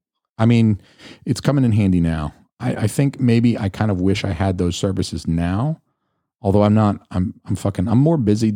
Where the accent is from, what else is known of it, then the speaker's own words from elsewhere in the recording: Atlanta, Georgia, United States; accent: Southern; I'm from Atlanta, so I can do the Southern thing